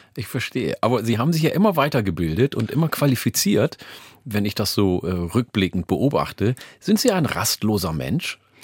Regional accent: Ganderkesee, Lower Saxony, Germany; also born or lived in Oldenburg; weil ich in der Mitte aufgewachsen bin, in äh, Falkenburg, in der Gemeinde Gandakesee

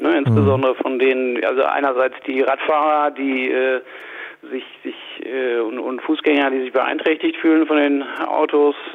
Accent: Hanover, Lower Saxony, Germany; ich komme aus Hannover, bin 50 Jahre alt

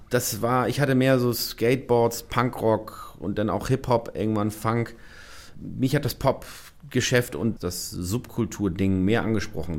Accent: Hamburg, Germany; moved away as an adult; now in Schleswig-Holstein, Germany; Ich habe in einem Reihenhaus oder einem Vorhaut von Hamburg aufgewachsen

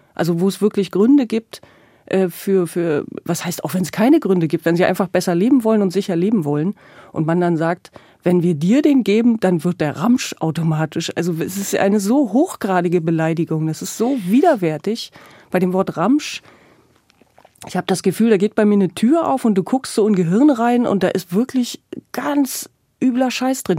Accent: East Germany, Germany; born or raised there

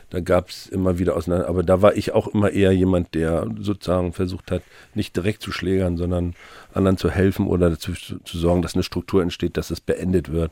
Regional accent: Mecklenburg-Vorpommern, Germany; now in Hamburg, Germany

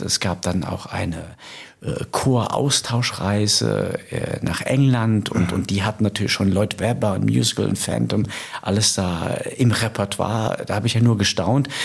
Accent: Rhineland-Palatinate, Germany; now in Hamburg, Germany; in der Pfalz, äh, in meiner Heimat

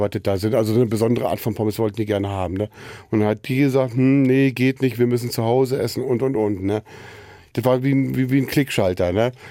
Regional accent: Losenrade, Saxony-Anhalt, Germany; moved away as an adult; also born or lived in Wittenberge, Brandenburg; Brandenburg-Sachsen-Anhalt, also Wittenberge geboren und in Losenrade ist in Sachsen-Anhalt. Da bin ich aufgewachsen. So und ja, bis zu meinem 26. Lebensjahr war ich dort gewesen.

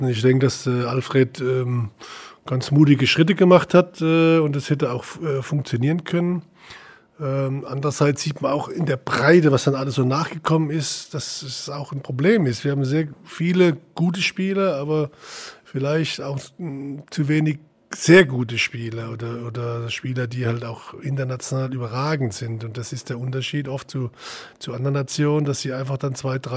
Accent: Leutershausen, Bavaria, Germany; Ich bin in Leutershausen groß geworden, das ist ein kleines Ort, äh, da war auch ein Traditionsverein

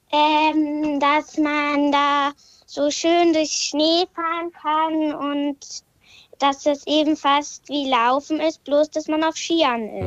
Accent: Mölln, Schleswig-Holstein, Germany; ich komme aus oh, Mölln.

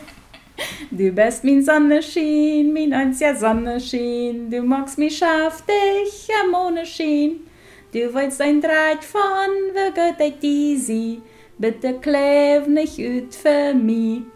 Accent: Colonia Friesland, Paraguay; accent: Plautdietsch; first language Plautdietsch; German is a second language; moved away as an adult; also born or lived in Bielefeld, Germany; now in Meppen, Germany; ich komme aus Friesland. Friesland das ist eine kleine Kolonie in Paraguay, im Norden von Paraguay.

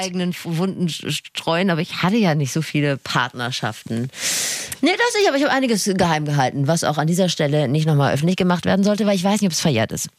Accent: Rhineland, Germany; Wir sind Rheinländerin

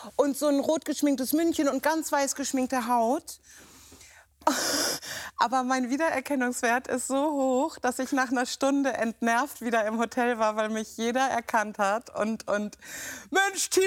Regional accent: Hamburg, Germany; moved away as an adult; also born or lived in Lüneburg; now in Wendland, Germany; als Hamburger

